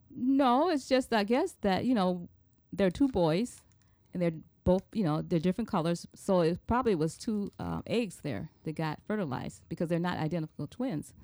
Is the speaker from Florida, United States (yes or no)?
no; Chicago, Illinois, United States; moved away as an adult; now in Puerto Rico; I was born and raised here in Chicago on the South Side.